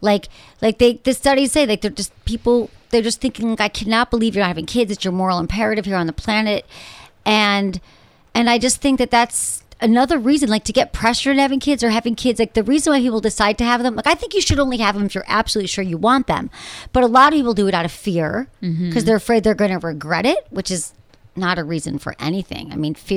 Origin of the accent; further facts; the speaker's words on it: Michigan, United States; moved away; I grew up in Michigan